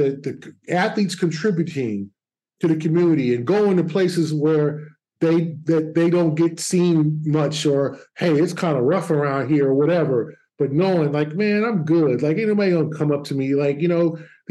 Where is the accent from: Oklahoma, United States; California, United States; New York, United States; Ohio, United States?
California, United States; Los Angeles; now in Boston, United States; I'm born in L.A., raised in L.A. I didn't like everything about my hometown